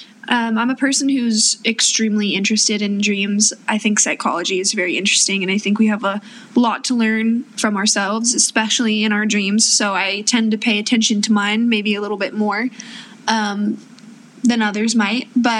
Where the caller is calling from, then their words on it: Los Angeles, California, United States; Yes, LA specifically.